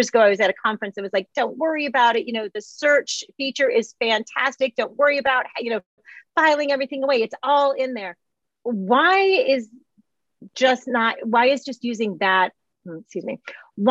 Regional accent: Michigan, United States; I'm from Michigan, Midwest

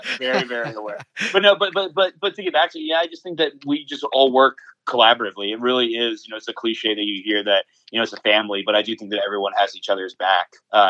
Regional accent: the South, United States; maybe it's because so many of us were born and raised in the South

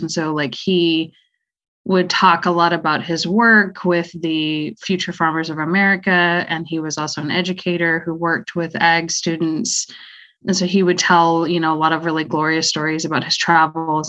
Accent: Austin, Texas, United States; I was born in Austin, Texas, and uh, currently live in the area

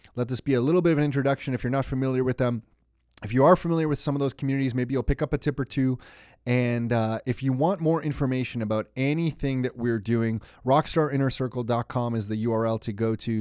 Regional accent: Mississauga, Ontario, Canada; We grew up in Mississauga

